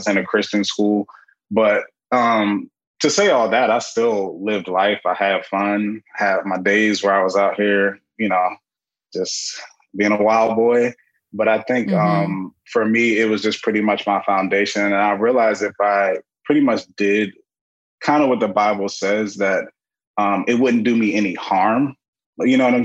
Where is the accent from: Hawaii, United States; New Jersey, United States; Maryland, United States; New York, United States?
Maryland, United States; Prince George's County; I'm 26 years old and I'm from Prince George's County, Maryland